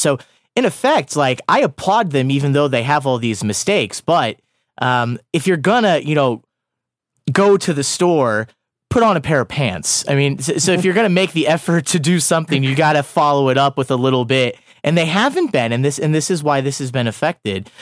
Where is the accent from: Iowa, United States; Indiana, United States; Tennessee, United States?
Iowa, United States; moved away; I'm from Iowa